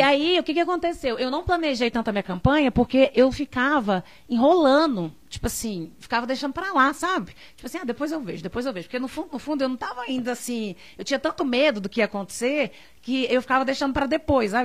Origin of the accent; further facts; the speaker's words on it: Divinópolis, Minas Gerais, Brazil; also born or lived in Brasília; minha cidade